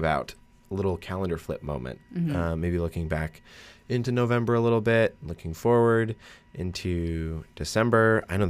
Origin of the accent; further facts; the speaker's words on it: Massachusetts, United States; I mean, I'm from Massachusetts, so to go up for, what, 4 days, three days, it doesn't make sense.